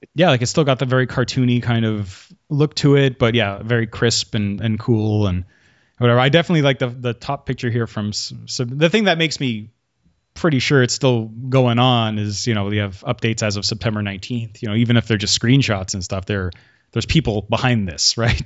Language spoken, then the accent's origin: English; Quebec, Canada; I'm from Quebec and we have a weird school system